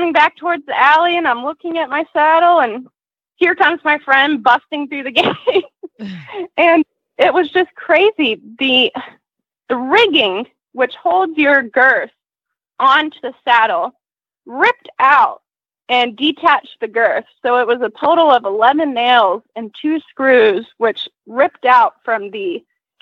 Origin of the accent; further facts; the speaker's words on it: Atlanta, Georgia, United States; I'm from Atlanta, Georgia, a little bit north in Canton.